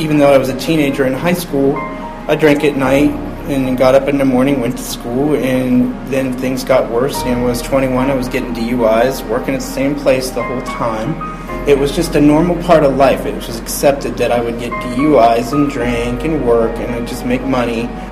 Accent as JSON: {"language": "English", "town": "Upper Arlington", "region": "Ohio", "country": "United States", "tie": "born or raised there", "also_born_or_lived": "Columbus, Ohio", "said": "I'm from Columbus, and I grew up in a town called Upper Arlington"}